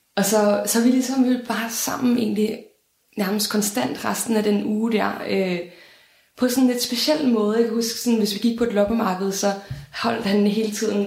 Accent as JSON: {"language": "Danish", "country": "Denmark", "said": "jeg er fra Danmark"}